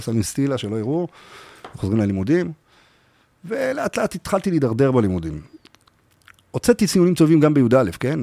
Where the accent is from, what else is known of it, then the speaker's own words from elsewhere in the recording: Kfar Saba, Central District, Israel; אני גדלתי קודם כל בשכונה ביוספטל, בכפר סבא